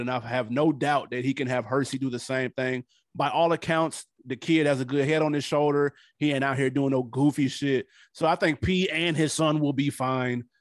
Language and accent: English; Nashville, Tennessee, United States; moved away; I'm from Nashville